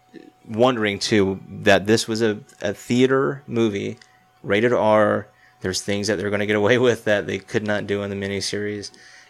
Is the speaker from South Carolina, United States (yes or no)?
yes; Spartanburg, South Carolina, United States; now in Montana, United States; Wofford's in my hometown.